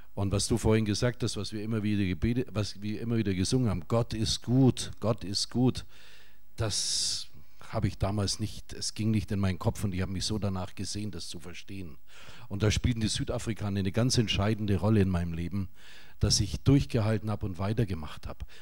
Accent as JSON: {"language": "German", "town": "Nuremberg", "region": "Bavaria", "country": "Germany", "said": "Wir kommen aus Nürnberg"}